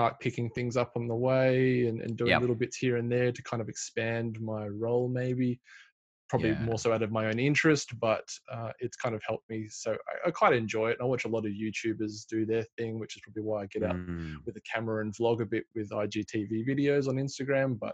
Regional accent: Sydney, New South Wales, Australia; we're from Sydney, Australia

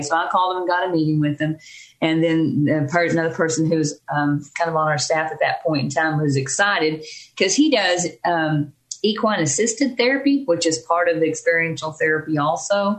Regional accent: Texas, United States; moved away as an adult; also born or lived in Dallas Fort Worth area, Texas; now in Davis, United States; we're originally from Texas.

